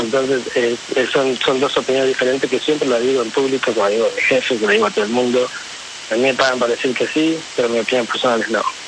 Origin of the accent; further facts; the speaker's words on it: Río Negro, Argentina; moved away as an adult; now in United States; disfruto de mi familia, de mi pueblo